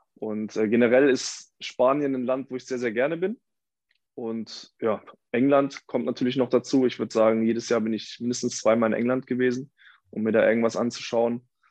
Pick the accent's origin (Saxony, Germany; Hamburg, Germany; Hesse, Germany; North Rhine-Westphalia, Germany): North Rhine-Westphalia, Germany; a village outside Cologne; now in Cologne, Germany; ich komme aus dem Dorf ursprünglich, gar nicht aus Köln. Hier wohne ich erst äh, seit sechs Jahren